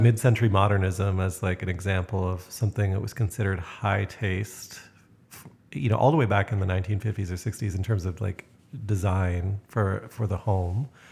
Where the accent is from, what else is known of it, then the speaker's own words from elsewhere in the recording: Canada; as a Canadian, I'm considered extremely straightforward